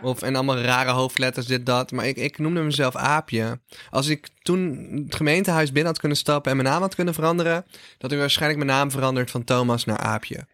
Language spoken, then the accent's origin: Dutch; North Brabant, Netherlands; Ik kom uit Brabant, heb altijd carnaval